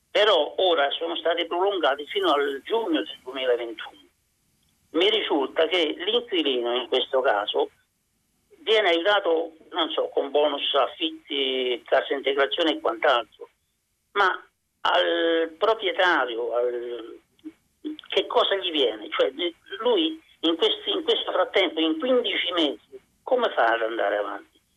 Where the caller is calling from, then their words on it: Rome, Lazio, Italy; siamo da Roma.